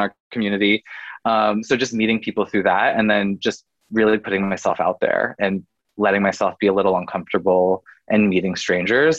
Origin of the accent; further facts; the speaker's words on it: Oregon, United States; moved away as an adult; also born or lived in California / Washington; now in Los Angeles, United States; I'm made in the West Coast. I'm a West Coast kid at heart. I grew up in Oregon